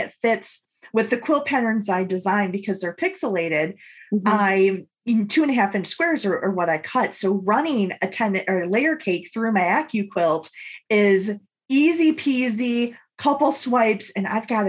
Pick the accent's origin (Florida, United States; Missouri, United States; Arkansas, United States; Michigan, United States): Michigan, United States; moved away; my home state of Michigan. So I finished this quilt and we went home to Michigan